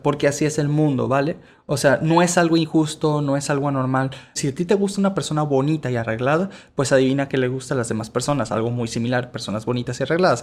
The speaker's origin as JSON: {"language": "Spanish", "country": "Venezuela", "tie": "born or raised there", "also_born_or_lived": "Mexico", "moved": "yes", "said": "yo soy originario de Venezuela, pero por cosas estuve en México"}